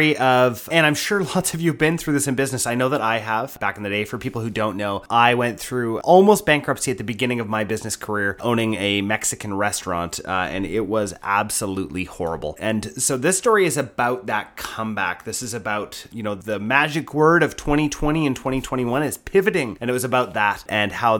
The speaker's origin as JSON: {"language": "English", "country": "Canada", "said": "I'm a Canadian"}